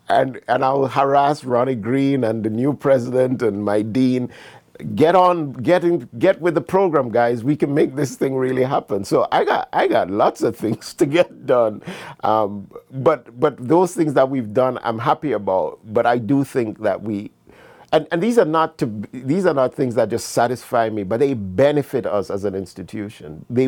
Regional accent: Jamaica; moved away as an adult; also born or lived in Canada; finally would leave Jamaica to study in Canada, I was in my mid to late 20s. So I was fully ensconced as a Jamaican, but of course with the all constant knowledge that my home is Ghana.

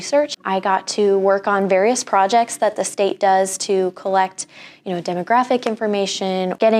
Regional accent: Crete, Nebraska, United States; I am from Crete, Nebraska.

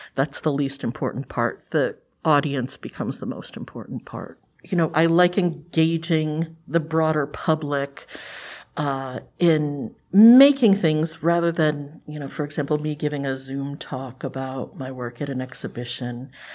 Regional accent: Cleveland, Ohio, United States; I'm from Cleveland, Ohio. uh, originally. And we were on the west side of Cleveland

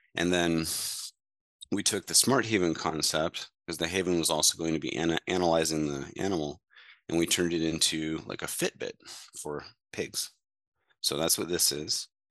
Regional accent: Mediapolis, Iowa, United States; my hometown and surrounding areas in Mediapolis, Iowa

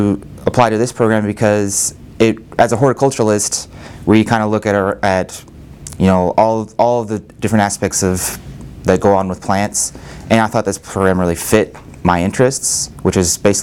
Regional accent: Lincoln, Nebraska, United States; also born or lived in Tokyo, Japan; I'm from Lincoln, Nebraska

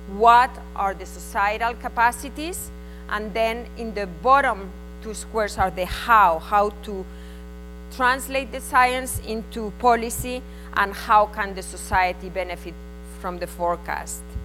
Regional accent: Spain; accent: Spanish; English is a second language; my Spanish accent

